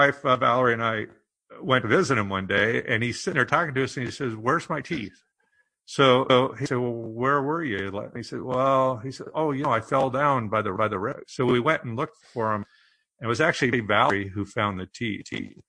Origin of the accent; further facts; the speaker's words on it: Omaha, Nebraska, United States; I'm from Omaha. My family's from Hardington, Nebraska, up in the northeast corner.